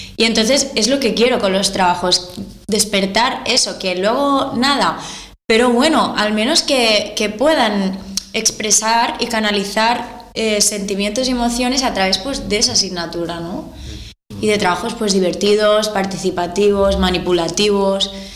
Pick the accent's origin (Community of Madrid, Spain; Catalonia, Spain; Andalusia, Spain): Catalonia, Spain; Malgrat de Mar; yo soy de Malgrat de Mar, eh, es un pueblo muy pequeño, ¿vale? De costa.